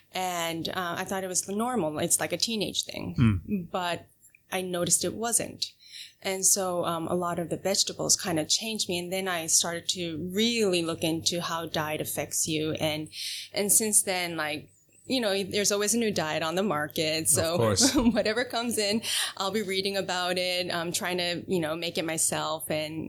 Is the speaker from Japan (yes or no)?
yes; Japan; English is a second language; also born or lived in United States; I was born in Japan. Okay. I was in the States for 4 years when I was in kindergarten, and then I went back to Japan to go through all the education system in Japan.